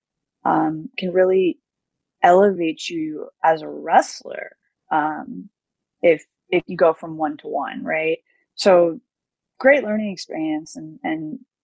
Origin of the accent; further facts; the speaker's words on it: United States; especially as an American, as a foreigner